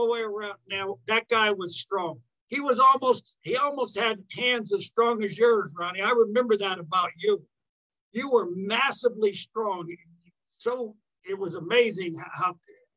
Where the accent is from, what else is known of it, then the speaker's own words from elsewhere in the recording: California, United States; also born or lived in Tennessee; I actually grew up in California, although I wasn't born. I was born in Tennessee. But I grew up in California